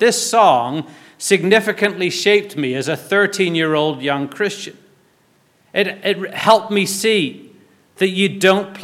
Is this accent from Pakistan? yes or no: no; Belfast, Northern Ireland, United Kingdom; When I was growing up in Belfast, our church youth group, or youth fellowship as we called it